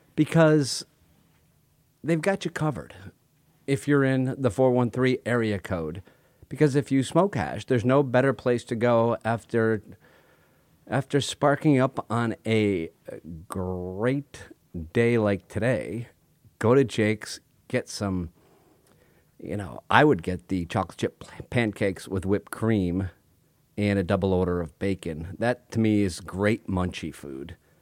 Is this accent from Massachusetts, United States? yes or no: yes; Northampton, Massachusetts, United States; moved away; my hometown, Northampton, Massachusetts.